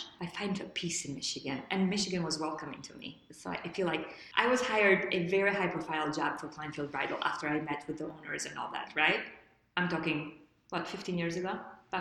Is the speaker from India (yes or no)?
no; Lushnjë, Fier County, Albania; moved away; I grew up in Lushnja